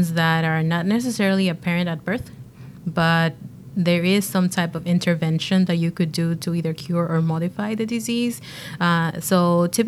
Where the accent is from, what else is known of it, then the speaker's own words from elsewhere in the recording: Dominican Republic; moved away; I was back in my home country, actually, in the Dominican Republic